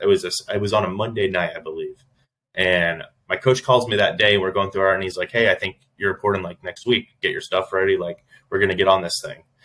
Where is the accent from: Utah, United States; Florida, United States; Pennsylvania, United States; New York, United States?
Florida, United States; Orlando; my hometown, Orlando.